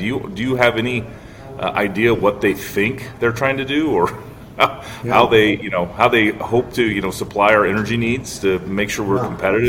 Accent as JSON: {"language": "English", "region": "Iowa", "country": "United States", "said": "my home state of Iowa"}